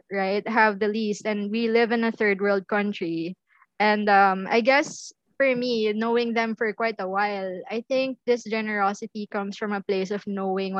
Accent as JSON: {"language": "English", "town": "Manila", "region": "Metro Manila", "country": "Philippines", "said": "I was from Manila."}